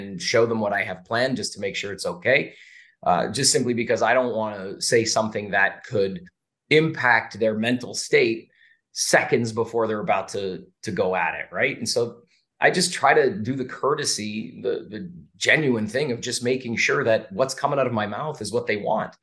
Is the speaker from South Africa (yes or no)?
no; Canada; now in Las Vegas, United States; I'm from Canada originally, and I speak French.